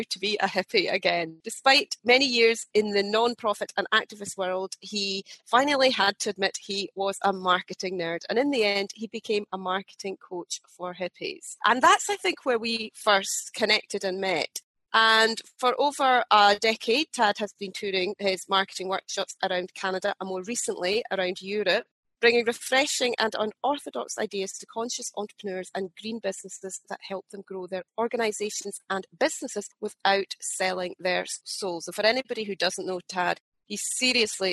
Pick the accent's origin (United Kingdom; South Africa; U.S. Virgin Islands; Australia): United Kingdom; Scotland; being a Scot, you know, that's something that is just embedded in part of our culture and our history and what we're taught from a very young age